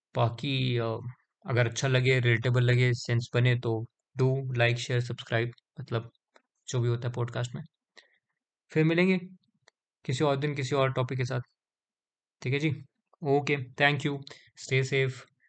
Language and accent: Hindi; India